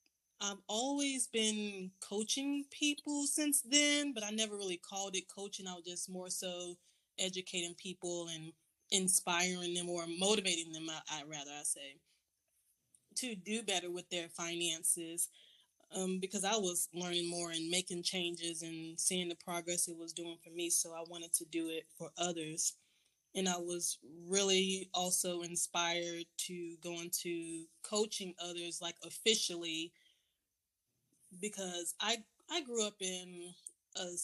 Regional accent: Florida, United States; now in Georgia, United States; I'm originally from Florida

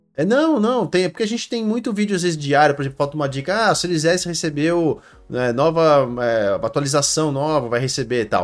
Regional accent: Brazil; sou brasileiro, cresci no Brasil, a vida inteira no Brasil

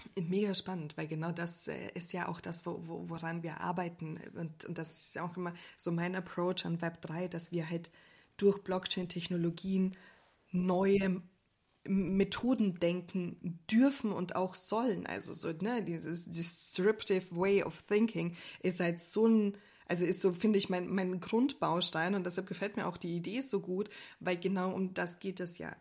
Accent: Austria; now in Germany; ich als Österreicherin

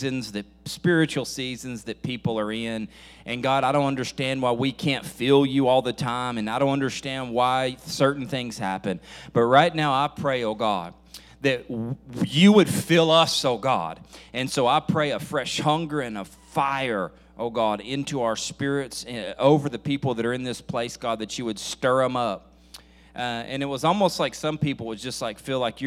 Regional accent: Nashville, Tennessee, United States; I says, Nashville

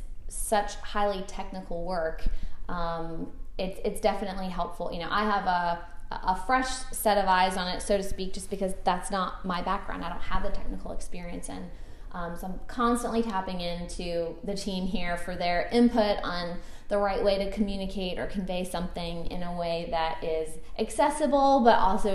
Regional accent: Suffolk, Virginia, United States; also born or lived in Portsmouth, Virginia; I grew up in Suffolk here locally, and my family's business has always been in Portsmouth, and I went to school in Portsmouth at Portsmouth Christian. So born and bred here, raised here, a local kid

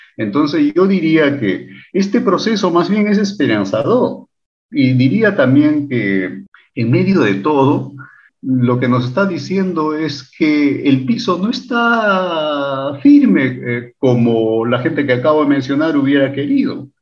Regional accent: Lima, Peru; Del Perú

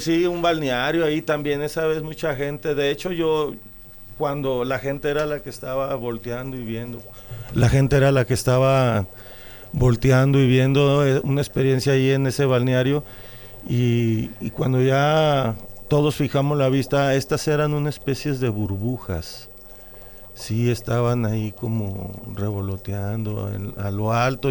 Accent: Jalisco, Mexico; yo nací aquí en un rancho, de aquí de Jalisco, soy de Jalisco, pero estoy registrado en Guadalajara

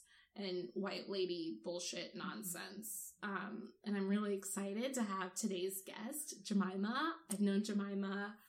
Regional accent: Omaha, Nebraska, United States; born there; I was born in Nebraska. Wow. It was the only black child born on October 19th, 1991.

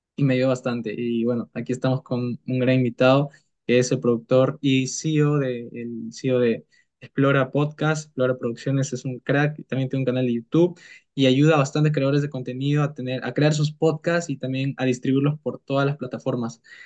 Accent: Peru; somos de Perú

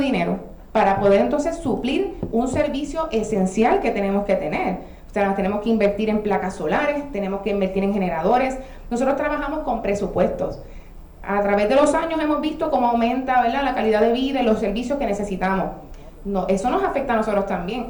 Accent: Ponce, Puerto Rico; moved away as an adult; now in Juana Díaz, Puerto Rico; soy residente de Ponce original, me mudó a Juana hace 13 años

